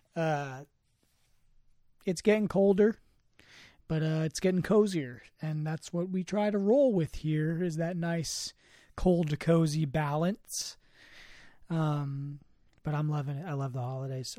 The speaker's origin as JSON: {"language": "English", "area": "Marin", "region": "California", "country": "United States", "tie": "born or raised there", "said": "growing up in Marin"}